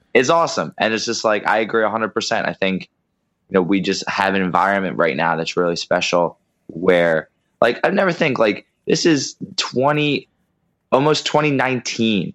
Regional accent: Pennsylvania, United States; now in New Jersey, United States; I live in Pennsylvania. Well, I grew up in Pennsylvania. I live in New Jersey

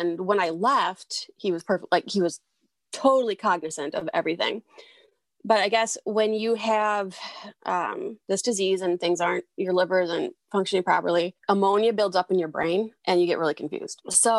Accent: southern Wisconsin, United States; so I am actually from Southern Wisconsin. Grew up in Southern Wisconsin.

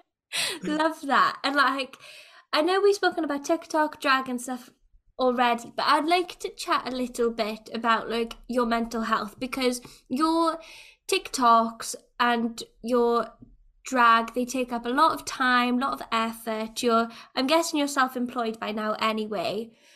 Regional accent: Wales, United Kingdom; older generations of Welsh people

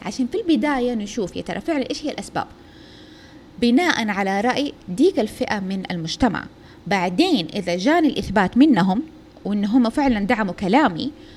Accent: Saudi Arabia; إحنا من السعودية

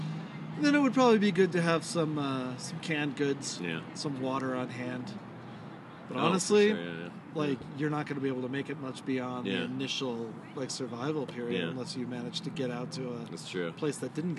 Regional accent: Seabrook, Texas, United States; now in Albuquerque, United States; I grew up in Houston, or outside of Houston, a little town called Seabrook

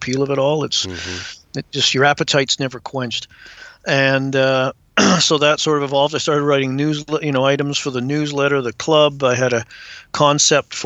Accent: Vancouver Island, British Columbia, Canada; also born or lived in England; Emigrated to Canada when I was 7 and grew up in British Columbia, primarily on Vancouver Island

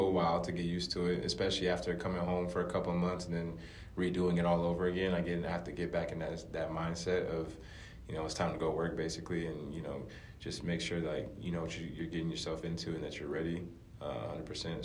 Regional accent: United States; moved away as an adult; also born or lived in Europe; coming in as American playing basketball there

